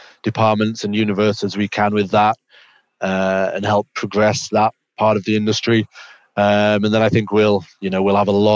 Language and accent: English; England, United Kingdom; also born or lived in Oregon; I grew up in England, playing basketball, played kind of a high level junior basketball over in England